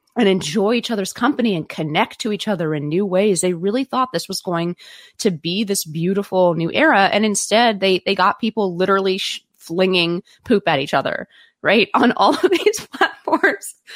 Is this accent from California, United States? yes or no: yes; Silicon Valley, California, United States; I grew up in Silicon Valley